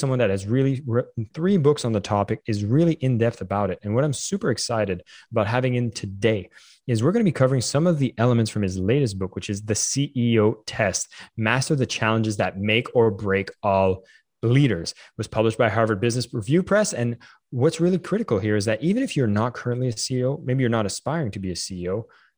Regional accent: Canada; I'm Canadian

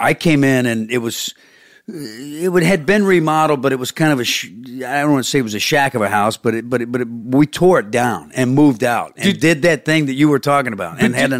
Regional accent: the South, United States; I'm from the South.

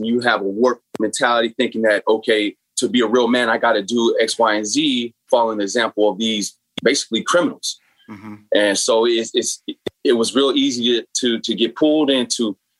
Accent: San Bernardino, California, United States; So I grew up in San Bernardino, which is inner city, much like Watts or Oakland, a lot of projects, a lot of poverty, and therefore a lot of gangs.

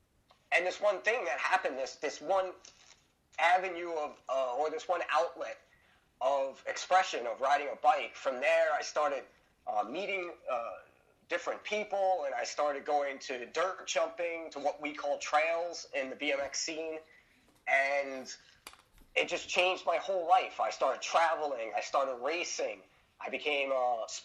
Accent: New York City, New York, United States; moved away; I'm from Brooklyn, New York, originally. I grew up there

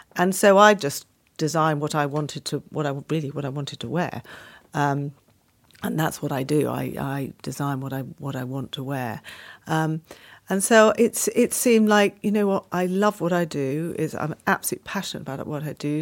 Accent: Penshurst, South East England, United Kingdom; I was brought up in Kent, in a little village called Penshurst

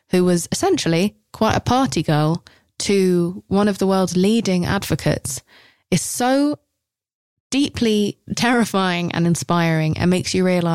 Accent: England, United Kingdom; I'm English

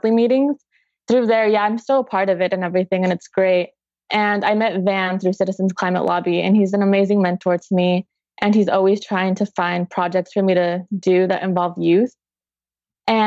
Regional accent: Whittier, California, United States; I'm from Whittier, California, and I'm 18 years old.

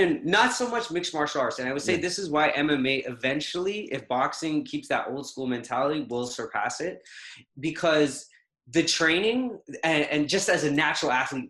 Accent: Trinidad & Tobago; moved away; So I relocated from originally, everything is the Caribbean. So Trinidad.

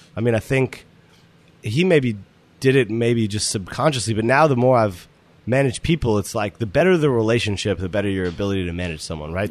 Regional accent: Boston, Massachusetts, United States; moved away as an adult; also born or lived in Aspen; I grew up in Boston, went to college in Boston

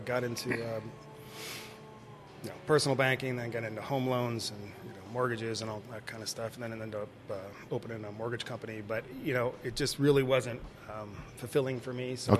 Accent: Seattle, Washington, United States; moved away as an adult; now in Arizona, United States; But yeah, I grew up in Seattle.

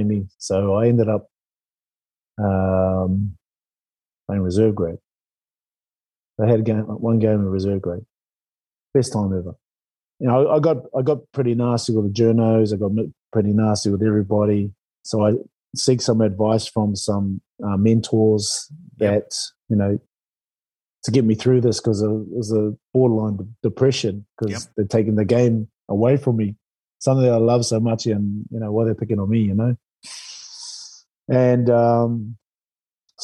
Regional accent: New Zealand; moved away; as a Kiwi

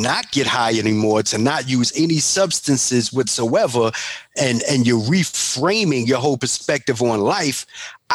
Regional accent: New York City, New York, United States; I'm from Bronx and I'm from Harlem

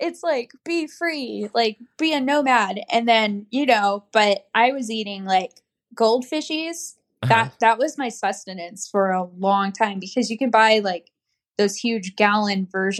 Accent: Fort Hood, Texas, United States; So I was actually born in Texas. I was born on Fort Hood.

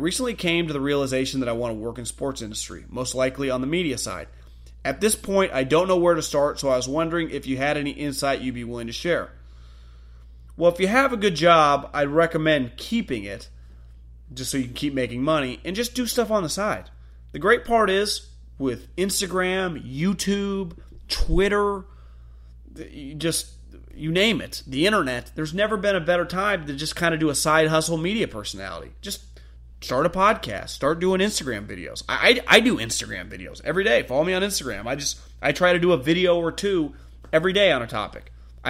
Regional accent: Atlanta, Georgia, United States; I'm from Atlanta and have seen how good Shanahan is as an offensive coordinator.

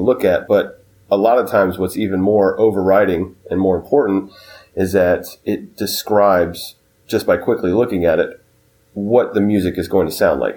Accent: Concord, North Carolina, United States; me being a preteen, growing up in Concord, North Carolina

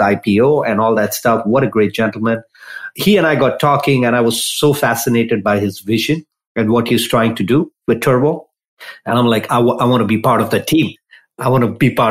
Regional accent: India; moved away as an adult; also born or lived in San Jose; now in United States; I grew up in India

